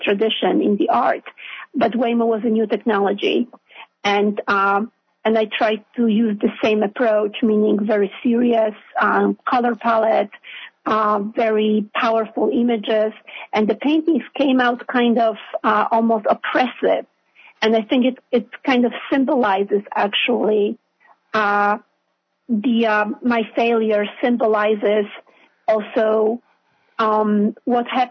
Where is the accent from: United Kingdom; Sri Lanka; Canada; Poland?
Poland; now in New York, United States; I was born in Poland, so it's a Catholic country.